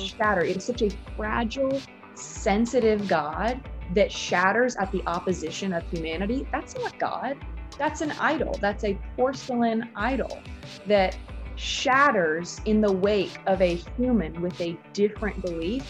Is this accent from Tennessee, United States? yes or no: yes; Nashville, Tennessee, United States; also born or lived in New York; I'm from Nashville